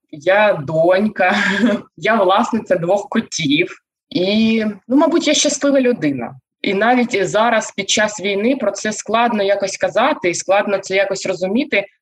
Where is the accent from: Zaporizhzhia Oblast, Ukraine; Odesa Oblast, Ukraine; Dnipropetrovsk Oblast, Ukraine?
Zaporizhzhia Oblast, Ukraine; Zaporizhzhia; moved away; also born or lived in Kharkiv; Я народилася та вирісла в Запоріжжі.